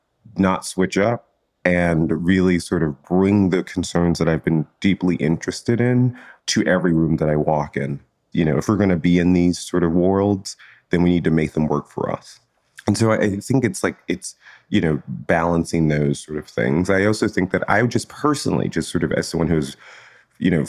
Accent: Chicago, Illinois, United States; I grew up in Chicago

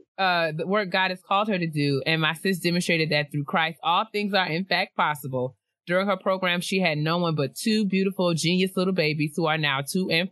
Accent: Hamden, Connecticut, United States; from Hamden, Connecticut.

